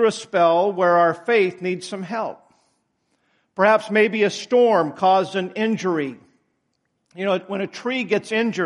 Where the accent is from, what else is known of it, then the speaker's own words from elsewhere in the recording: United States; I'm still proud to be an American